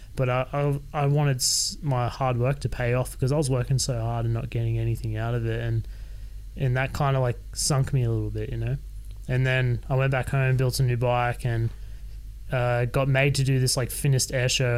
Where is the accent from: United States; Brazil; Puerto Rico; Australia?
Australia; Sydney, New South Wales; I was born and raised in Sydney